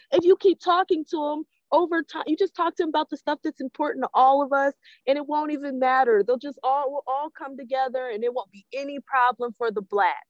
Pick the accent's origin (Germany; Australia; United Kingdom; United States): United States; I'm an American.